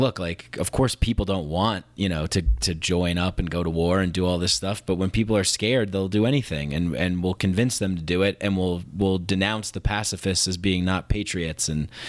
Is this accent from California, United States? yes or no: no; New York, United States; I saw it. I grew up in New York